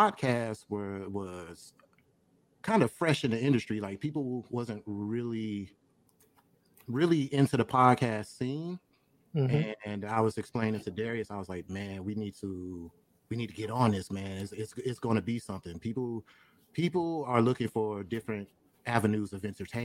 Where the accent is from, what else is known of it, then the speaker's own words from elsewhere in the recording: Detroit, Michigan, United States; moved away as an adult; now in Atlanta, United States; I am originally from Detroit, East Side, 6 Mile.